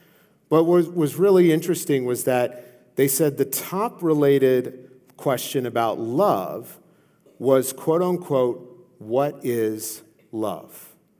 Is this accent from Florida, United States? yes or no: no; Louisiana, United States; I come from Louisiana, okay? We're crazy, okay?